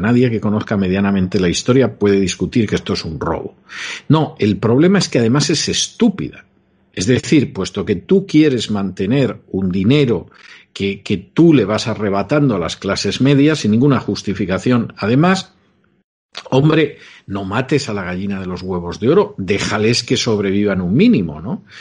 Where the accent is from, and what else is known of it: Spain